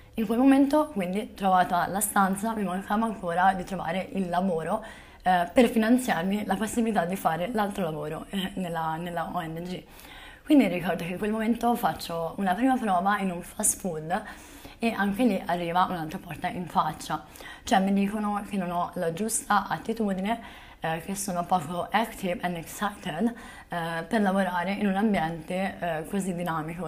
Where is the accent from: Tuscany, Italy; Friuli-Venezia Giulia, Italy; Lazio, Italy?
Tuscany, Italy; Volterra; moved away as an adult; also born or lived in Zahara de los Atunes, Spain; a Volterra, nel mio paese natale